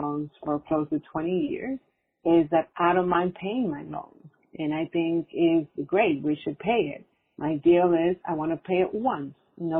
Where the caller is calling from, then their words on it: New York, United States; I'm calling from New York.